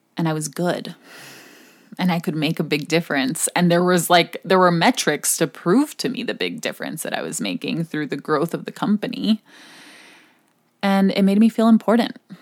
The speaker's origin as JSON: {"language": "English", "country": "Hong Kong", "tie": "born or raised there", "moved": "yes", "said": "growing up in Hong Kong"}